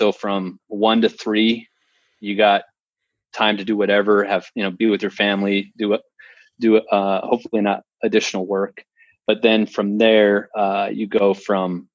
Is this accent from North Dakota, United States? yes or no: yes; North Dakota, United States; moved away as an adult; also born or lived in Phoenix; I'm born and raised in North Dakota